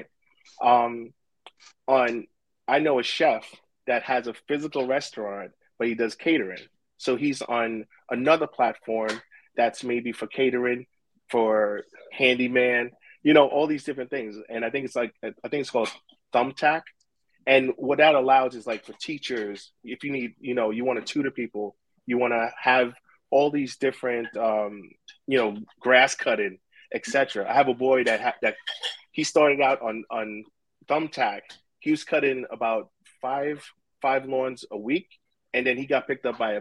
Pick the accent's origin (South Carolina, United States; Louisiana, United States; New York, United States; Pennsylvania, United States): New York, United States; New York City; I grew up in Brooklyn